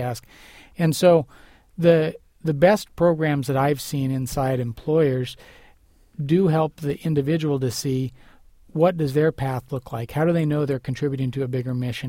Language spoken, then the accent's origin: English; United States; as an American